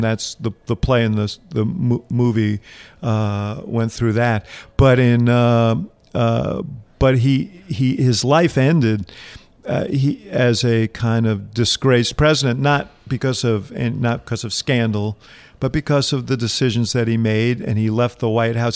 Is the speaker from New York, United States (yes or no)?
yes; New York City, New York, United States; I grew up here in New York City